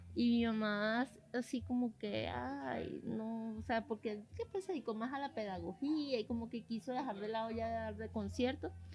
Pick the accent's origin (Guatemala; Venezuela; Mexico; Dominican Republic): Venezuela; moved away; después me fui del país